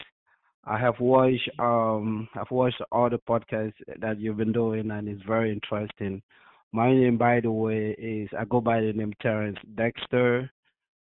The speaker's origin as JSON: {"language": "English", "country": "Cameroon", "tie": "born or raised there", "moved": "as an adult", "lives_now": "United States", "said": "So I grew up in Cameroon, and I moved to the United States. When I was around mid-20s, I moved to the United States"}